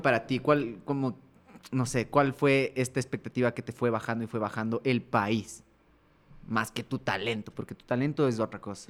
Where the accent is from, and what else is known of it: Ecuador